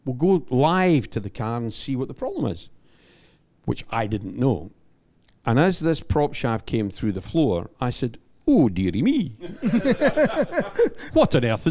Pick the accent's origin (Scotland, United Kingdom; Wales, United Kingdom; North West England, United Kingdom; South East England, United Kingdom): Scotland, United Kingdom; I'm the Scotsman